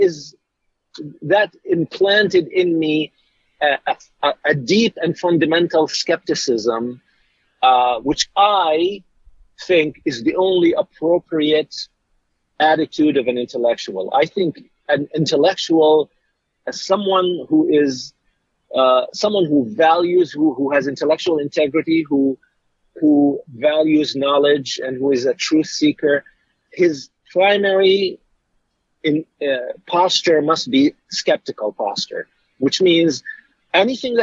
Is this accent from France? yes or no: no; Jordan; now in United States; I was born in Jordan